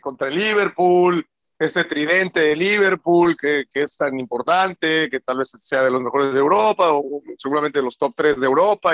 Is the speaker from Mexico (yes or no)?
yes; Mexico; como mexicano